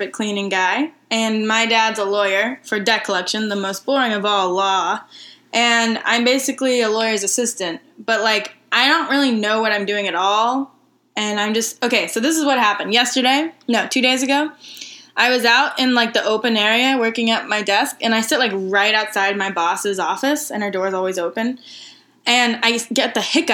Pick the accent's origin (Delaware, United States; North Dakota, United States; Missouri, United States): Missouri, United States; we hail from the land of the Midwest